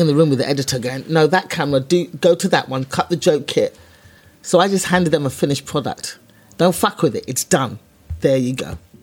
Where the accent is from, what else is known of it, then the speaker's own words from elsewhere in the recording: London, United Kingdom; I was a black girl from East London